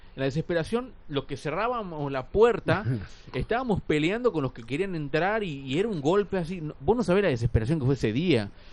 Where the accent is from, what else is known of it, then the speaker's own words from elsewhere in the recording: Tucumán, Argentina; como tucumanos, por ejemplo, o como tucumanas acá